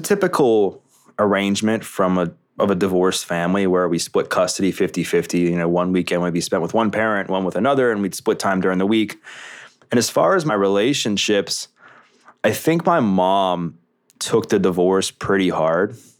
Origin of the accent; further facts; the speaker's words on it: Baltimore, Maryland, United States; Growing up in Baltimore, the Greater Baltimore area in Maryland